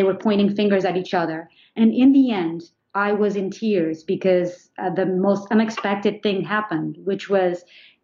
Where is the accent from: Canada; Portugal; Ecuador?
Portugal; moved away as an adult; also born or lived in New York, United States; now in United States; I grew up in Portugal